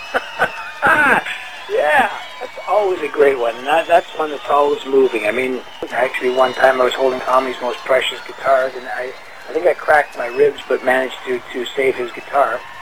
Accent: Toronto, Ontario, Canada; also born or lived in Glasgow, Scotland; I'm from Canada. I'm from Toronto.

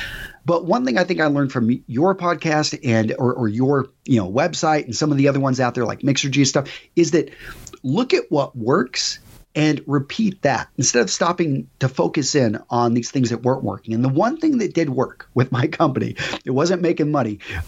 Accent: Texas, United States; also born or lived in California; Okay, so I was born in California, but I was raised primarily in West Texas.

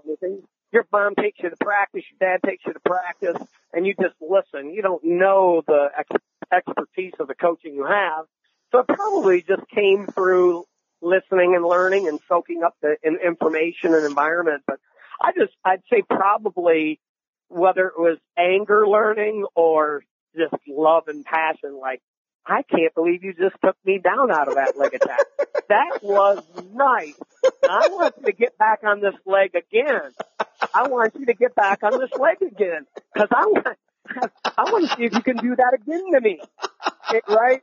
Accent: Ann Arbor, Michigan, United States; moved away as an adult; also born or lived in Arizona; Growing up in Ann Arbor

